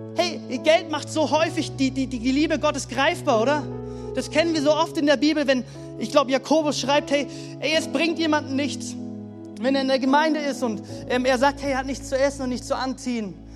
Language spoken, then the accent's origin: German; Germany; so privilegiert sind als Deutsche